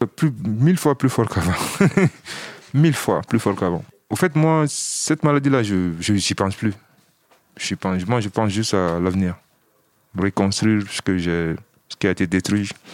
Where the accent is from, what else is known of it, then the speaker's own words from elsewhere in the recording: Mali; moved away as an adult; also born or lived in Villetaneuse, France; now in France; J'ai 32 ans et je viens du Mali.